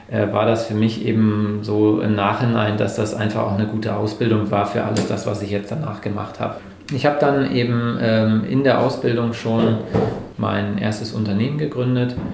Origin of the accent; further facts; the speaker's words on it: Bremerhaven, Bremen, Germany; moved away as an adult; bin dann äh, aus meiner Heimatstadt Bremerhaven nach ähm, Bremen gegangen